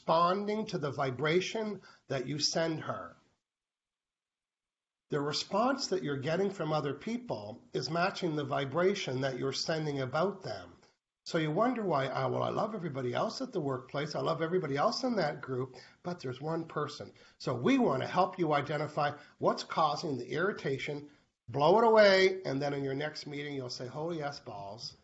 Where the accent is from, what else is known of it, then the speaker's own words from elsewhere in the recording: New Brunswick, Canada; moved away; I lived in New Brunswick. I was born in New Brunswick where the snow drifts were 8 feet